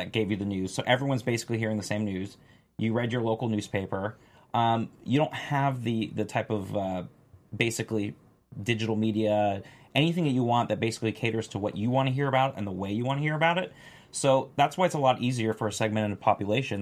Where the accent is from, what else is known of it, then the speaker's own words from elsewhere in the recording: Florida, United States; moved away; I'm from Florida originally